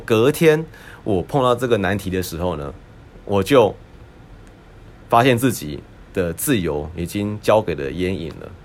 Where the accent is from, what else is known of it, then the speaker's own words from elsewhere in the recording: Taiwan; moved away; also born or lived in United States; 我们都在台湾长大， 呃，台湾出生，然后呢，我们之后呢，去美国就学